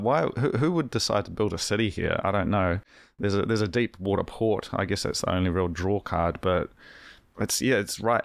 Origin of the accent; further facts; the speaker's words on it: Hawke's Bay, New Zealand; now in Wellington, New Zealand; I'm from, I'm from Hawke's Bay, which is unlivable.